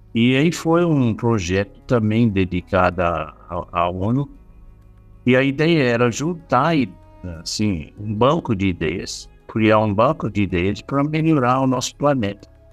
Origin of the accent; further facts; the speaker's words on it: Australia; Portuguese is a second language; moved away; eu sou australiano